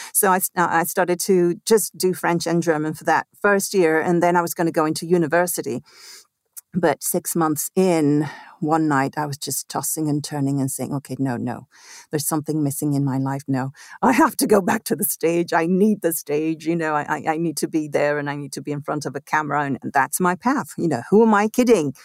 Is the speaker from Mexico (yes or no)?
yes; Mexico City, Mexico; also born or lived in Italy; I grew up in Mexico City, actually. I was born in Italy